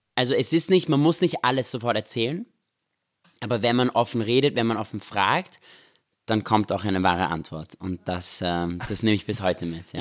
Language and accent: German; Vienna, Austria; also born or lived in Israel; wir sind in Österreich aufgewachsen, in Wien